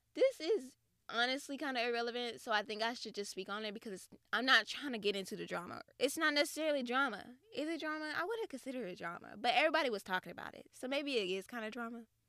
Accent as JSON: {"language": "English", "region": "the South", "country": "United States", "said": "I'm from the South"}